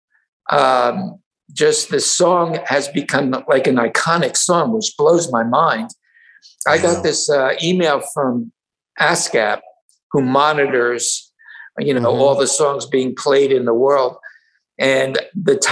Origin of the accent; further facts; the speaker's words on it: New Brunswick, New Jersey, United States; also born or lived in Middletown, New Jersey / Iowa; I grew up in New Brunswick, New Jersey